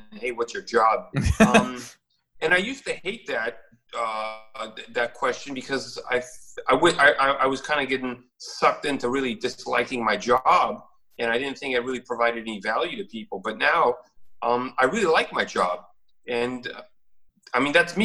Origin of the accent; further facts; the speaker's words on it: United States; I was raised in America